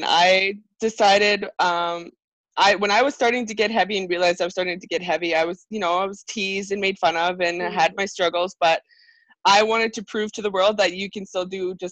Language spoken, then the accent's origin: English; Airdrie, Alberta, Canada; I'm from Airdrie, Alberta